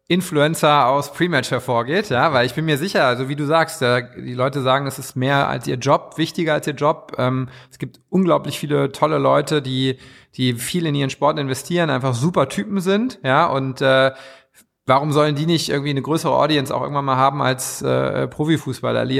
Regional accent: Berlin, Germany; wir sind ja aus Berlin, äh, ne, dass man nicht nur noch an Hertha und Union denkt

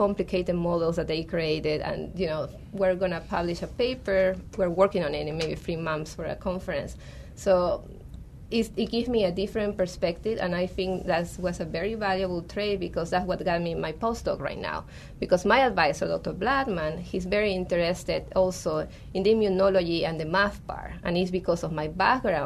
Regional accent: Peru; now in Arizona, United States; So I'm from Peru, and when I was working there at the NIH

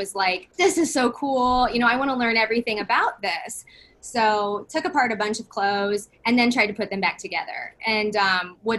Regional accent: Cedar Rapids, Iowa, United States; I'm from Cedar Rapids, Iowa. And I grew up there

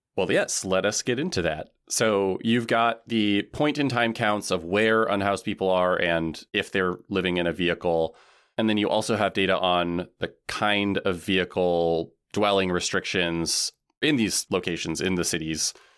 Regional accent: Washington, United States; moved away; I'm from Washington State

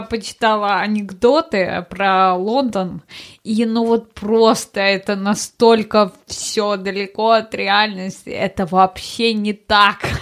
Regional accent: Russia; moved away; я из России

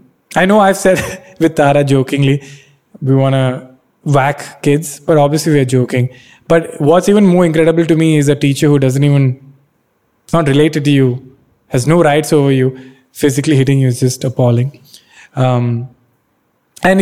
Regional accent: Bangalore, Karnataka, India; English is a second language; Catholic Mallu from Bangalore. Like I never thought of it like that. Maybe I only thought of myself as, I'm from Bangalore.

